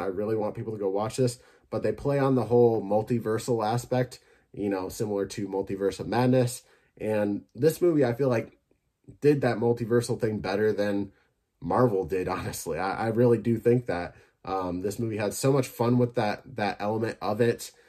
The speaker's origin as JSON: {"language": "English", "region": "Michigan", "country": "United States", "tie": "born or raised there", "said": "my home state"}